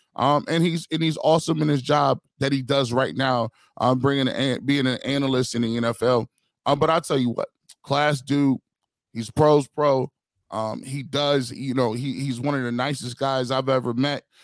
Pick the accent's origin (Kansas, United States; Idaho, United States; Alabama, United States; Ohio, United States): Ohio, United States; Canton; I'm a kid from Canton, Ohio